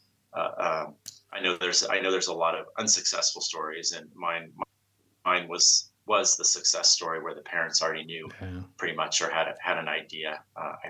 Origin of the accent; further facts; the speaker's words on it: Bay Area, California, United States; I grew up in the Bay Area, so I'm a Bay Area native